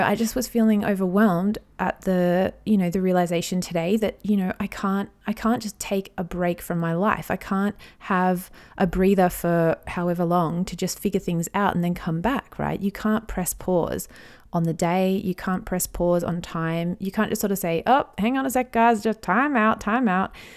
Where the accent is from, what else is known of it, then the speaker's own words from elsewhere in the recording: Australia; I'm an Aussie mum in my thirties